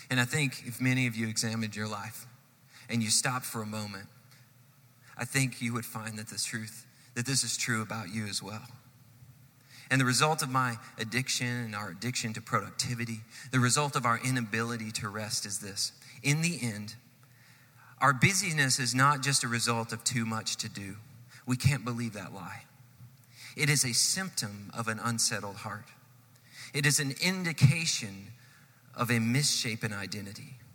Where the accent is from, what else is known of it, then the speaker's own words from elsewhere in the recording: Texas, United States; born there; All of my kids were born in Texas. I was born in Texas.